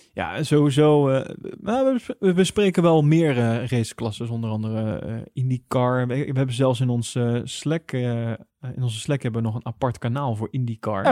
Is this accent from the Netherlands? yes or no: yes; Netherlands; Wij als Nederlander